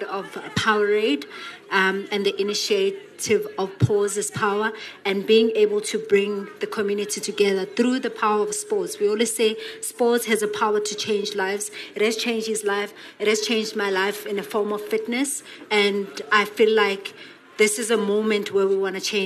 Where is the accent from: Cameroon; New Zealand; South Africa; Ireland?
South Africa; Johannesburg, Gauteng; I'm from the township, I'm from Alex